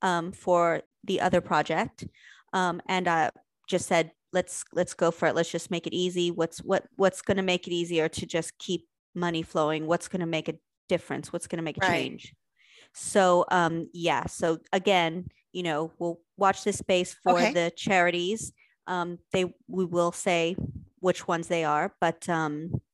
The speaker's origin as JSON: {"language": "English", "town": "San Antonio", "region": "Texas", "country": "United States", "said": "I'm from Texas. I mean, it's heartbreaking because I'm from San Antonio."}